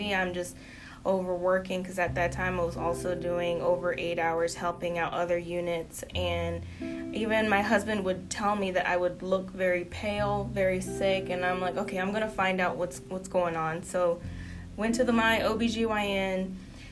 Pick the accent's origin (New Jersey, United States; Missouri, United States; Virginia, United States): Virginia, United States; Fairfax County; also born or lived in Spotsylvania, Virginia / Fredericksburg, Virginia; I was born in Fairfax County, and growing up, being near D.C. was a lot for us to, you know, not have to worry about a car. But as I came into my teenage years, we came down to the area of Spotsylvania and Fredericksburg